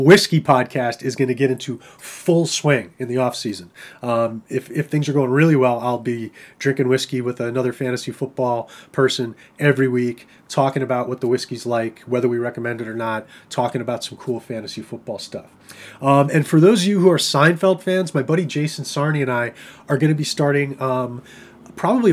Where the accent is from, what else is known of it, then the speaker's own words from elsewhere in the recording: New York, United States; I'm a New Yorker